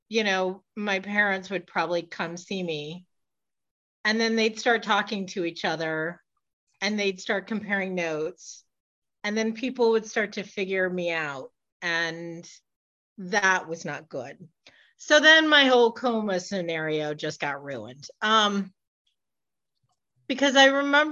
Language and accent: English; Michigan, United States; moved away; I'm originally from Michigan.